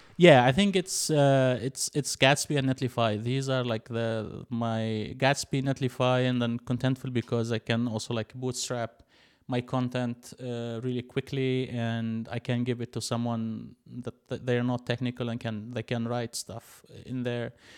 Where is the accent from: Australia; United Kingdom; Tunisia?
Tunisia; moved away as an adult; now in Berlin, Germany; I'm originally from Tunisia, which is like a small country in the north, uh, of Africa